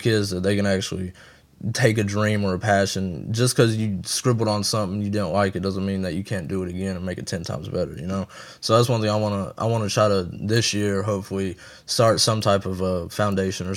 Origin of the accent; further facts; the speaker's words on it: the South, United States; we from the South